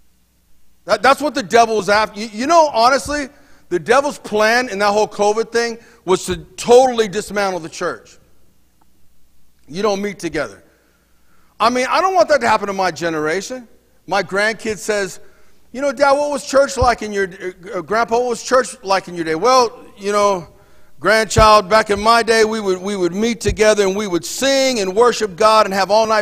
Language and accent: English; United States; I'm an American